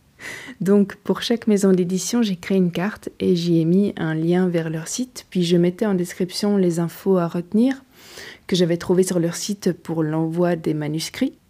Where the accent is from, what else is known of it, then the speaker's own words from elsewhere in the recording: Belgium; Je suis belge et jusqu'ici je poursuis mon chemin d'apprenti écrivain en Belgique.